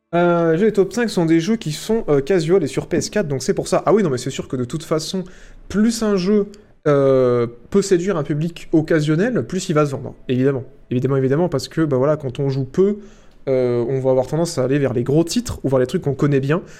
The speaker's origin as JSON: {"language": "French", "country": "France", "said": "on est fiers de la France, on est fiers de notre pays"}